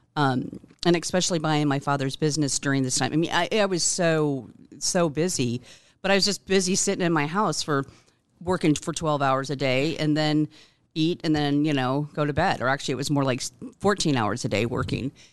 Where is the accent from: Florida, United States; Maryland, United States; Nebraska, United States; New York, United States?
Nebraska, United States; Omaha; I was born here in Omaha, um, nineteen sixty-six, and, um, have been here all my life